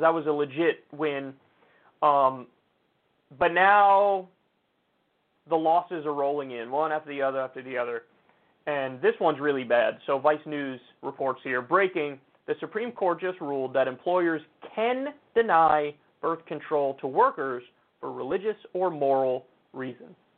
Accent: New York, United States; As a New Yorker

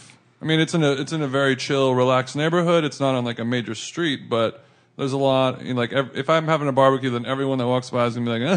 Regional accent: Orange County, California, United States; moved away as an adult; now in Los Angeles, United States; Orange County originally, but I've been in LA my whole adult life.

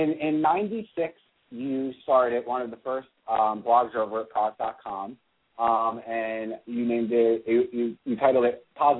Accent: Pennsylvania, United States; I'm from Pennsylvania

